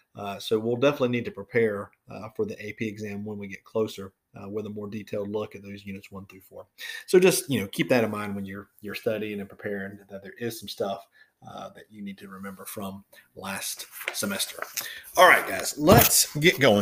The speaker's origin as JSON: {"language": "English", "region": "Florida", "country": "United States", "tie": "born or raised there", "moved": "yes", "said": "when I go home to Florida, to my hometown"}